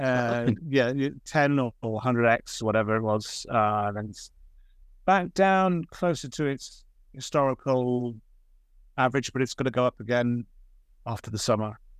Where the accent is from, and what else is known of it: Oxford, South East England, United Kingdom; born or raised there